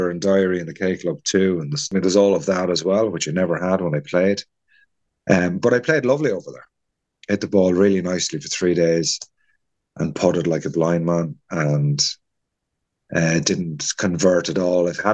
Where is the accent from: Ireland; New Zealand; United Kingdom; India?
Ireland; Kilkenny, Leinster; now in Baltray, Ireland; I'm originally from Kilkenny